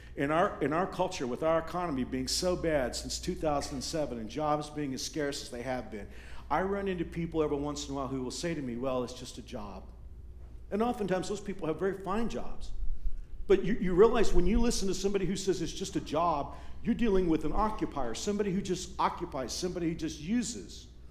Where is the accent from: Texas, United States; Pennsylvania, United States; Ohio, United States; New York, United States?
Texas, United States; now in Kansas, United States; When I was growing up in Texas, I grew up in a redneck part of the state